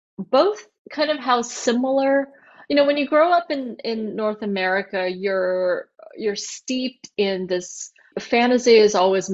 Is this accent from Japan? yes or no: yes; Japan; born there; I was born in Japan. Half of my family is Japanese.